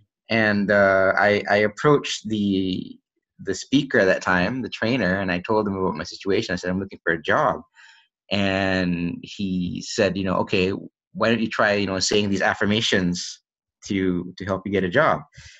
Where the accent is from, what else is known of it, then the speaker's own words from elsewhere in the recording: Malaysia; born there; also born or lived in United States; I was born here in Malaysia, and when I was young, I moved to the US with my family. And then we stayed there for, I think, a little over 10 years. And then I came back here